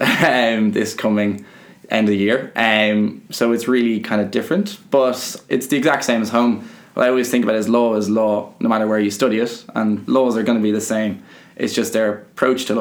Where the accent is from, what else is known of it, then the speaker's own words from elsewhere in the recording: Dublin, Leinster, Ireland; accent: Irish; moved away as an adult; now in Notre Dame, United States; I'm coming from Dublin. I came over here just a month ago